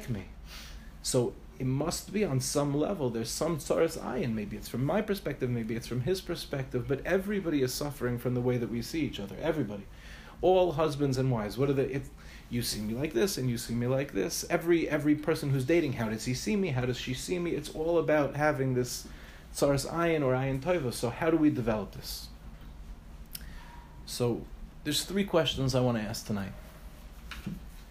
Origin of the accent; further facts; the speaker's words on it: Five Towns, New York, United States; moved away as an adult; also born or lived in Far Rockaway, New York; now in Ramat Beit Shemesh, Israel; I grew up in the Five Towns